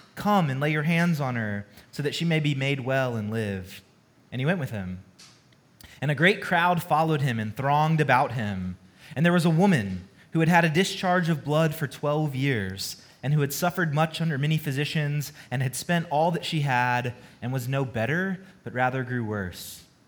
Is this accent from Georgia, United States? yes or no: yes; Georgia, United States; moved away as an adult; also born or lived in California; now in Dallas, United States; I'm not a native Texan, I've only been here um, just over a year, but I love Texas, but I'm originally from Georgia